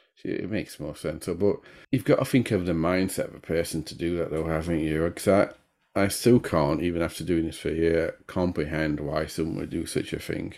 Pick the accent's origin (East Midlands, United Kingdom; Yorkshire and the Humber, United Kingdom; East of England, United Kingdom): Yorkshire and the Humber, United Kingdom; Sheffield; a city in the north of England, my home city, and it's in Yorkshire